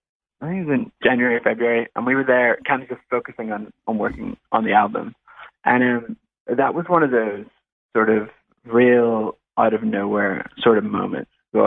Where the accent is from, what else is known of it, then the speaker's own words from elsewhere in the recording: Northern Ireland, United Kingdom; moved away as an adult; now in Sydney, Australia; Yeah. So I'm actually from Northern Ireland originally, and I was there until I was 18. So I'm an Irish lad.